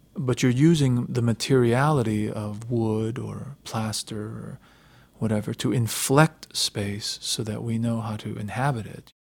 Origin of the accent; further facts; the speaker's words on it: United States; growing up in America